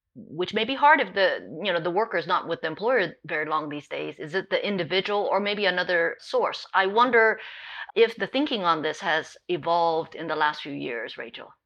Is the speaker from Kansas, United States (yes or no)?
no; Hawaii, United States; now in California, United States; Even though I live in California, I grew up in Hawaii